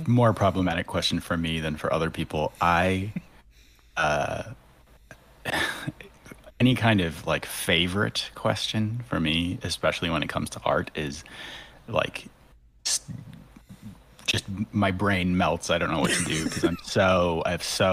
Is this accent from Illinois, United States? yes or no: no; Twin Cities, Minnesota, United States; moved away as an adult; also born or lived in London, United Kingdom; now in New York, United States; I grew up in the Twin Cities